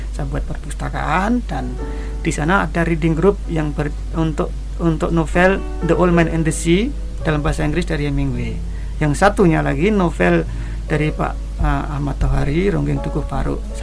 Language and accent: Indonesian; Kendal, Central Java, Indonesia; Saya tidak pernah tepuk tangan karena sunset di di sawah di desa saya di Kendal sana udah biasa sejak kecil.